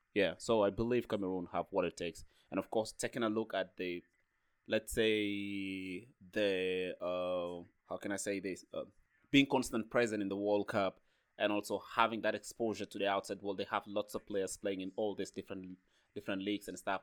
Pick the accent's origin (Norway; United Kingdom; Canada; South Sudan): South Sudan; now in Freiburg, Germany; I'm from South Sudan.